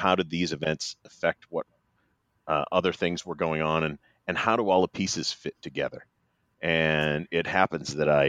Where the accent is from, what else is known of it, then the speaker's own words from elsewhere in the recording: Maine, United States; I'm a New England kid. Well, I'm not a kid anymore, but I'm still from New England. I grew up in Maine and went off to school at Notre Dame.